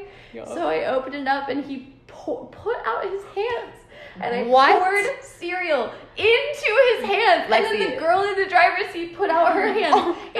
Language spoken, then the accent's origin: English; Virginia, United States; moved away; I'm from Virginia.